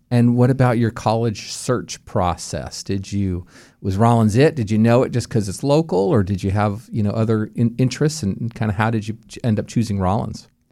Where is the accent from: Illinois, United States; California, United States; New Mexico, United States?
New Mexico, United States; Albuquerque; moved away; I'm from Albuquerque, New Mexico, where the University of New Mexico is